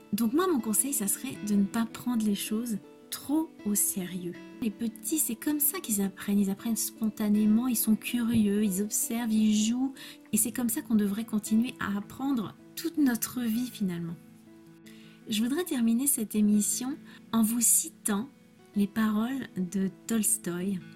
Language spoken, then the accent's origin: French; France; je suis française